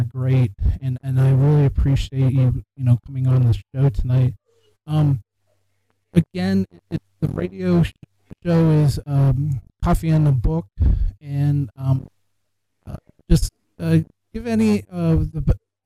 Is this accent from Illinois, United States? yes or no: no; Pennsylvania, United States; now in Ohio, United States; I'm from Pennsylvania